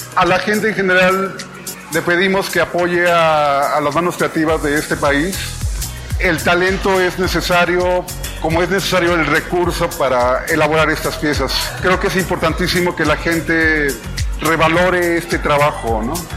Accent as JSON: {"language": "Spanish", "region": "Puebla", "country": "Mexico", "said": "Yo soy de origen poblano"}